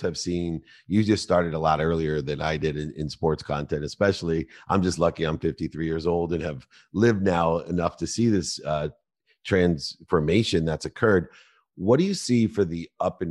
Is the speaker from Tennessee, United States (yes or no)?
no; Akron, Ohio, United States; I was born in Akron, Ohio